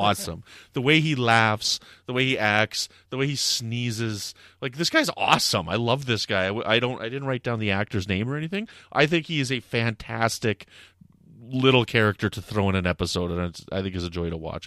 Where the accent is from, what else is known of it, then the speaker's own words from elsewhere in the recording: Canada; I'm from Canada